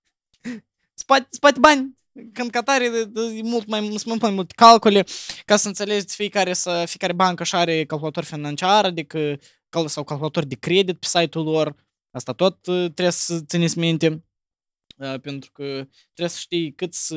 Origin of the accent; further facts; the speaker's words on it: Moldova; noi ca moldoveni suntem crescuți